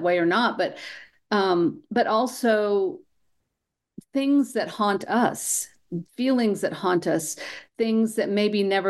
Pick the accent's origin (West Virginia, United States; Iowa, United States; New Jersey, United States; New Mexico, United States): New Mexico, United States; moved away; I was born and raised here in New Mexico, and of course, I moved away for a while. And when I came home